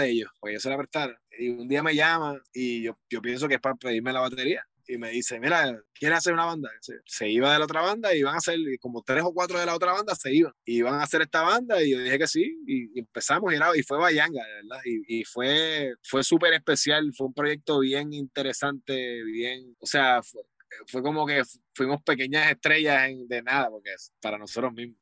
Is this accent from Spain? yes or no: no; Guaynabo, Puerto Rico; el estudio donde estoy es, es donde yo me crié, en la casa de mis abuelos, la parte de abajo